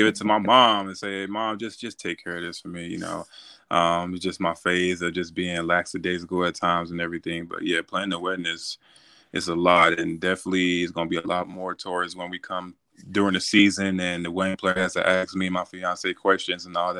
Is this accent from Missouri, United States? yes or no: yes; St. Louis, Missouri, United States; growing up in St. Louis, growing up with a good household